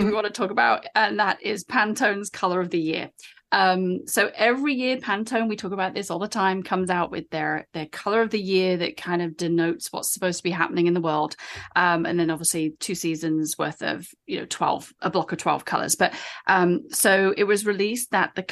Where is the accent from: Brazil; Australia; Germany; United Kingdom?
United Kingdom; moved away as an adult; now in United States; I'm British